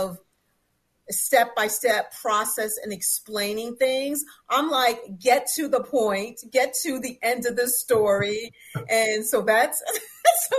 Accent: New York City, New York, United States; I'm from New York, born and raised in the city

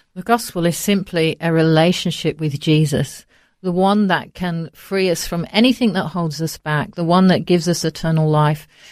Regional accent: Coventry, West Midlands, United Kingdom; moved away as an adult; now in Australia; I was born in the centre of England, in the Midlands, a place called Coventry, and that's where I was raised until we moved to Australia

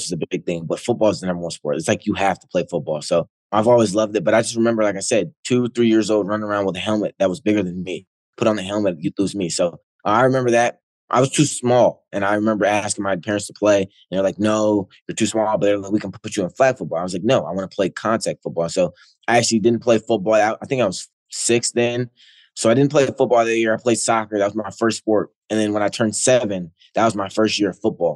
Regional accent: Ohio, United States; growing up in Ohio

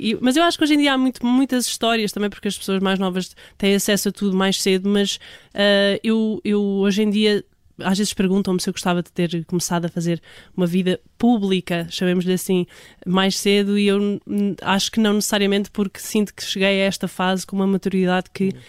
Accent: Portugal; todos nós uh, que somos portugueses somos do fado

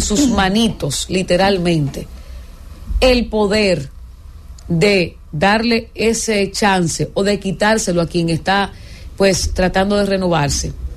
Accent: Dominican Republic

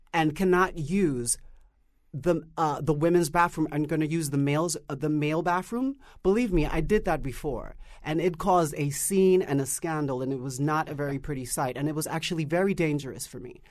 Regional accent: New York City, New York, United States; growing up in Harlem

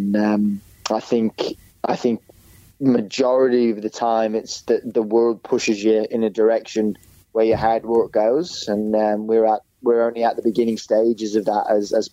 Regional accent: Perth, Western Australia, Australia; born or raised there

